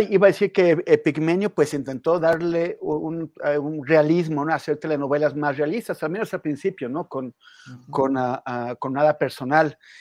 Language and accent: Spanish; Mexico